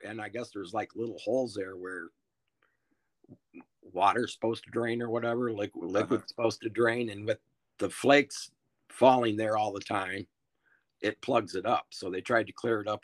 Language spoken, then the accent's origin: English; Rockford, Illinois, United States; Rockford, Illinois